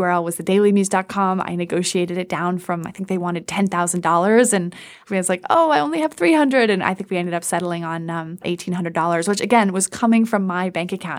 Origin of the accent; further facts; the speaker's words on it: Washington, District of Columbia, United States; I grew up in Washington, D C